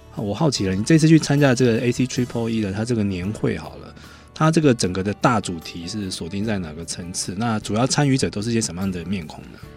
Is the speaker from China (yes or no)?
no; Taiwan; 我们台湾人